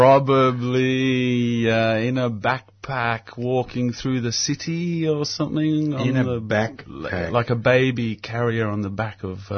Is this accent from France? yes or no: no; Melbourne, Victoria, Australia; I was born here in Melbourne.